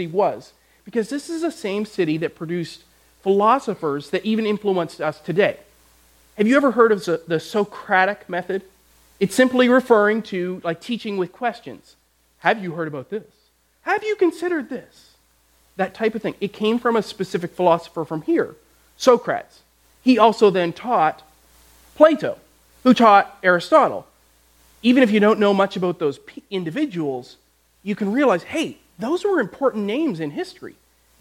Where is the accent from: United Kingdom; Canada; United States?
Canada; I grew up in Canada